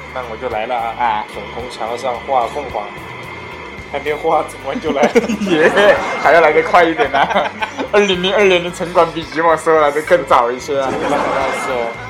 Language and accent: Chinese; Chongqing, China